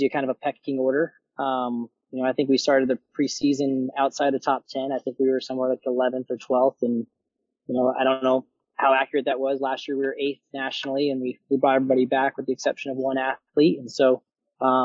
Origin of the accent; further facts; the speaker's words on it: Las Vegas, Nevada, United States; moved away as an adult; also born or lived in Arizona; now in Iowa, United States; originally I'm actually from Las Vegas, Nevada